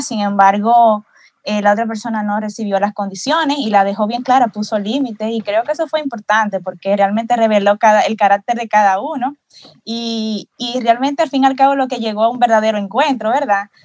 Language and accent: Spanish; Dominican Republic; yo como soy de República Dominicana